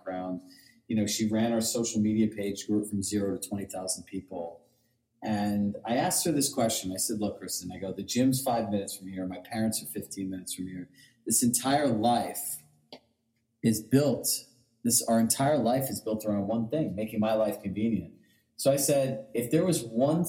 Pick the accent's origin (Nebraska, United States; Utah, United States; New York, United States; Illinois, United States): New York, United States; Larchmont; moved away as an adult; also born or lived in Westchester; now in Westport, United States; I grew up in Larchmont